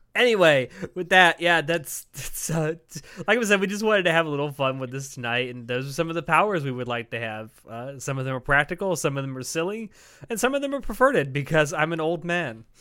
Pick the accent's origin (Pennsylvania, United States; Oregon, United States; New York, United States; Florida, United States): Florida, United States; the South; I come from the South where we dip fries in, in milkshakes.